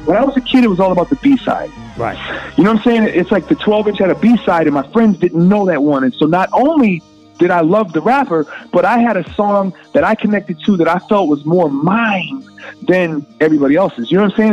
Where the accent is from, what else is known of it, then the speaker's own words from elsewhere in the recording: Minneapolis, Minnesota, United States; I'm from Minneapolis